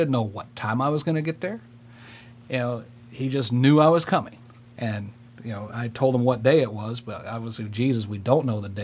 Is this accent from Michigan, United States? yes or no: yes; Michigan, United States; moved away as an adult; also born or lived in Fort Lewis, Washington; I was raised up in Michigan